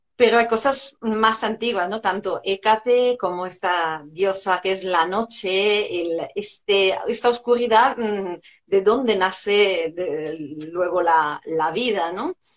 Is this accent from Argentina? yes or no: no; Italy; Spanish is a second language; moved away as an adult; now in Spain; hace unos años llegué a España, soy italiana